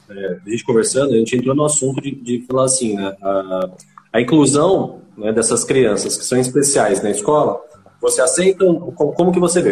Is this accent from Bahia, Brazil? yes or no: no; Itanhaém, São Paulo, Brazil; moved away as an adult; now in Boituva, Brazil; eu só estou 10 anos aqui eu vivi minha vida inteira lá em Itanhaém, Baixada Santista